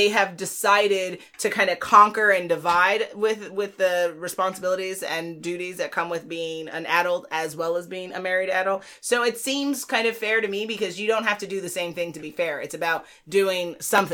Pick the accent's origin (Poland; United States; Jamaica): Jamaica; I'm Jamaican